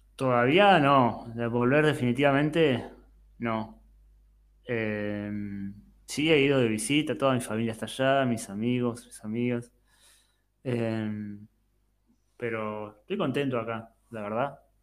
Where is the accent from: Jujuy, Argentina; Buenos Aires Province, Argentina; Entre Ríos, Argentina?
Buenos Aires Province, Argentina; Bahía Blanca; moved away as an adult; now in Montevideo, Uruguay; Yo viví toda mi vida en Bahía Blanca, hasta los 32 años y de ahí me vine a vivir a Montevideo